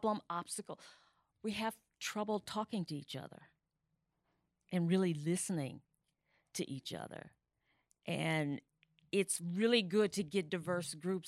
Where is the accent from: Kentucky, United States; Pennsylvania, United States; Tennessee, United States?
Tennessee, United States; West; I was born in Tennessee, West Tennessee